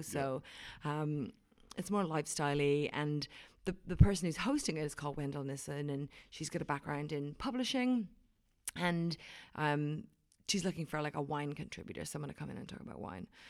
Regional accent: Wicklow, Leinster, Ireland; now in New Zealand; I am from Wicklow, which is near, um, near Dublin. It's about an hour inland from Dublin

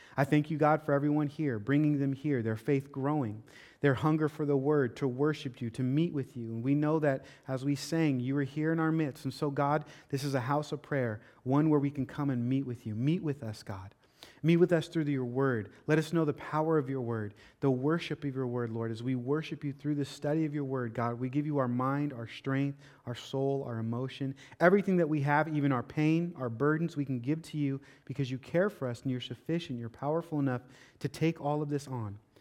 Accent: Seattle, Washington, United States; now in Florida, United States; growing up in Seattle

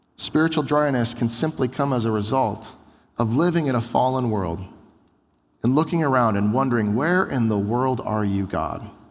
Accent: United States; we Americans, most of us grew up in America

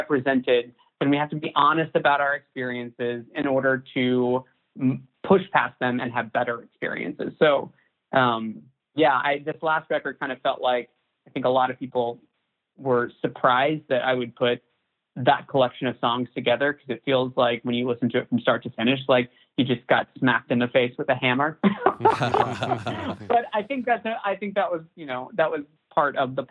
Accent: Chattanooga, Tennessee, United States; moved away; also born or lived in Nashville, Tennessee; my hometown in Chattanooga, Tennessee

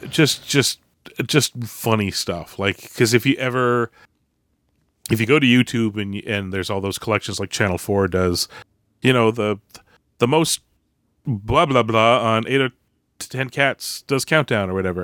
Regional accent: Canada; we're Canadian

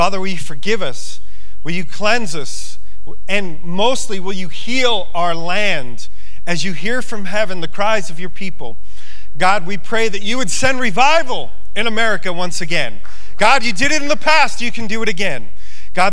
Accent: New York, United States; now in Montana, United States; I come from New York

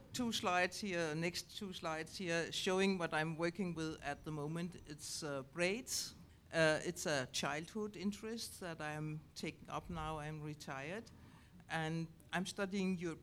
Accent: Denmark; also born or lived in Germany; when I came back to Denmark from Germany, where I studied, I actually wanted to work in conservation, but there was no space for me in Denmark. And my family is in Denmark

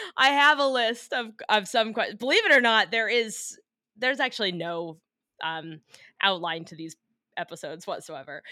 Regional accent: United States; I'm from America

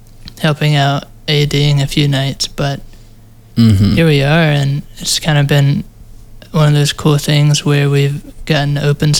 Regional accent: Charlotte, North Carolina, United States; producer from Charlotte, North Carolina

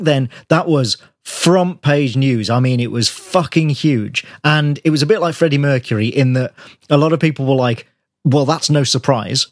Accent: Birmingham, West Midlands, United Kingdom; born or raised there

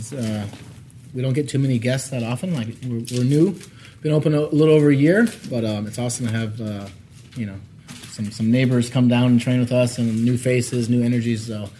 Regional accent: Eugene, Oregon, United States; moved away as an adult; also born or lived in Chicago, Illinois / Colorado; I grew up in Eugene, Oregon, other side of the world, the States, pretty much

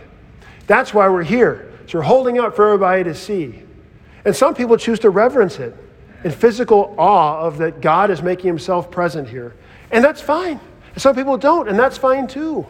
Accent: the South, United States; in my childhood growing up in the South

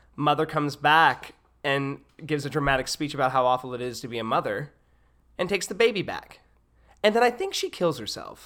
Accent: Hattiesburg, Mississippi, United States; I was born and raised in Hattiesburg, Mississippi

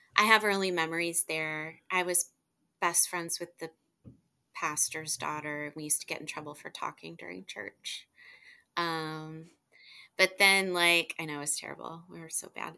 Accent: Houston, Texas, United States; also born or lived in Ashtabula, Ohio; we grew up in Kingwood, in suburb of Houston

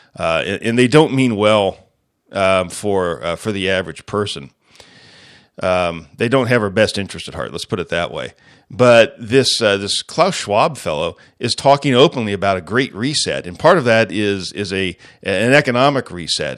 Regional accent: United States; as the American people

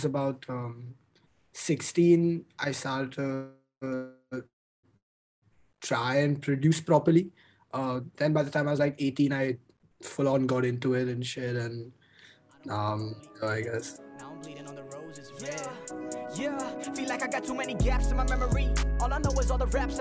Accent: Mumbai, Maharashtra, India; also born or lived in Boston, United States; I'm born and raised in Mumbai. I spent my whole life here.

